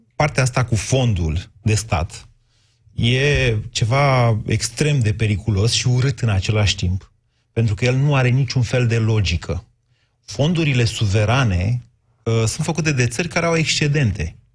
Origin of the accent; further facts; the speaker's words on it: Oltenia, Romania; ca Oltean